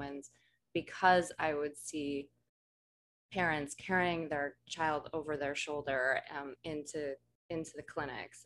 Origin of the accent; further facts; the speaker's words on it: Colorado, United States; Growing up in Colorado